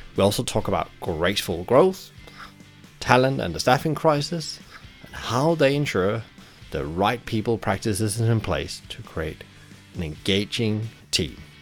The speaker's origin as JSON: {"language": "English", "town": "Brighton", "region": "South East England", "country": "United Kingdom", "tie": "born or raised there", "said": "my hometown, Brighton"}